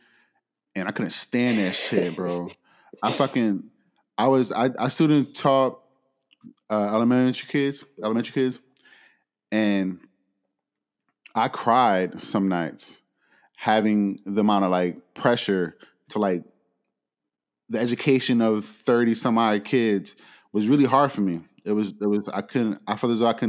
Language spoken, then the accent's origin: English; Philadelphia, Pennsylvania, United States; moved away; I'm born and raised in Philly